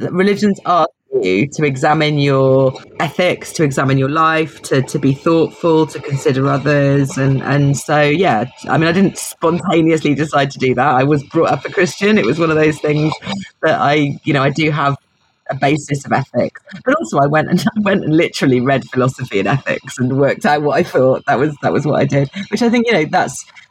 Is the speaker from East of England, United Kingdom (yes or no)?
no; Gloucestershire, South West England, United Kingdom; moved away as an adult; also born or lived in Oxford; now in London, United Kingdom; I'm from Gloucestershire originally